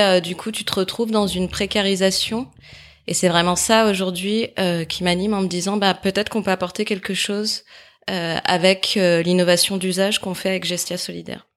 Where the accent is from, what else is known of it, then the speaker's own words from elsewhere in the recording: near Saint-Étienne, Auvergne-Rhône-Alpes, France; moved away as an adult; also born or lived in Lyon; j'ai grandi à côté de Saint-Étienne, euh, où j'ai vécu en famille avec euh, mes parents.